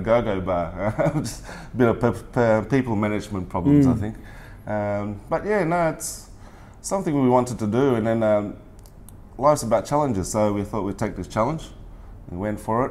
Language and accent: English; Melbourne, Victoria, Australia; moved away as an adult; also born or lived in Malaysia; now in Pattaya, Thailand; So I'm born in Malaysia and then about 10 years old, migrated to Australia, Melbourne. So I lived most of my life in Melbourne, basically.